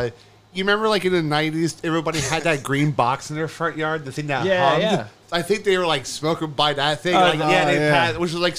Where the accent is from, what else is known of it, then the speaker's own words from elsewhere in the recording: Orlando area, Florida, United States; I grew up in Chickasaw, like in Orlando area.